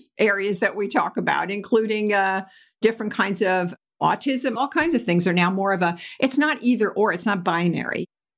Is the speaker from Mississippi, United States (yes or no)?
no; New York, United States; We were vacationing out on Eastern Long Island where I grew up on in the New York area.